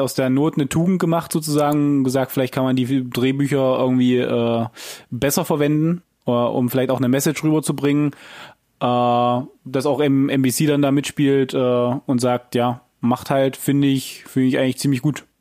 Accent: Germany; wir als Deutsche

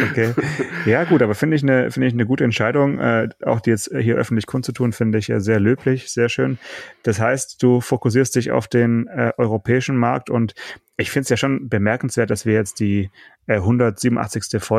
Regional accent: Russia; Ich bin Russe, deswegen kann ich das nicht aussprechen.

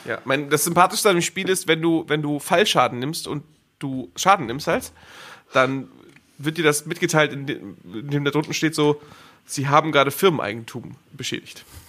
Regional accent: Schleswig-Holstein, Germany; now in Cologne, Germany; ich komme aus Schleswig-Holstein

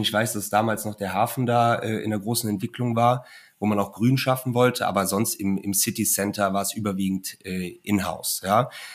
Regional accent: Cologne, North Rhine-Westphalia, Germany; ich bin ja gebürtiger Kölner

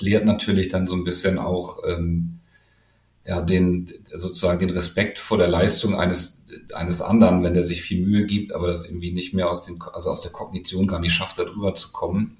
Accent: Hamburg, Germany; Ich komme aus Hamburg und wollte gerne nach Hamburg

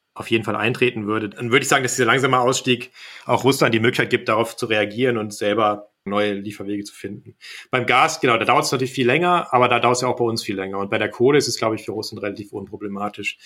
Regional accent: Kassel, Hesse, Germany; now in Berlin, Germany; in meine Heimat Kassel

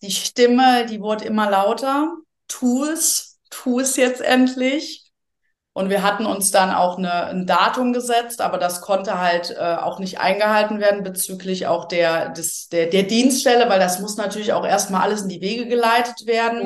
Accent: Rhineland, Germany; moved away; ich so eine Frohnatur bin, auch aus dem Rheinland ursprünglich

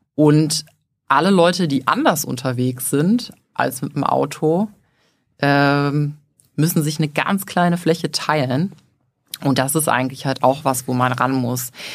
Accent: Leverkusen, North Rhine-Westphalia, Germany; also born or lived in Düsseldorf; Ich bin geboren und aufgewachsen in Leverkusen

